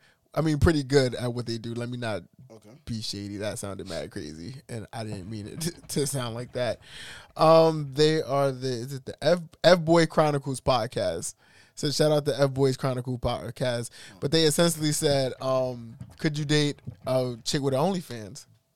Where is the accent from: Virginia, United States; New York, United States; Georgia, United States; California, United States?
New York, United States; New York City; I'm from East New York for real.